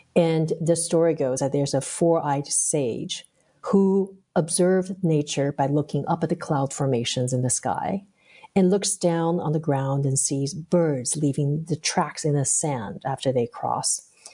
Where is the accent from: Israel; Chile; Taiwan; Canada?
Taiwan; moved away; I grew up in Taiwan